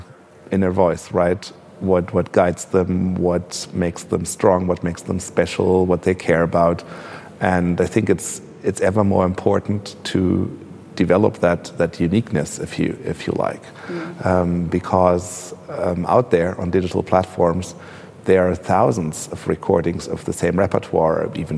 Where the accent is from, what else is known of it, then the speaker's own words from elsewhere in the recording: Braunschweig, Lower Saxony, Germany; now in Berlin, Germany; I grew up in Braunschweig, which also has a vibrant cultural life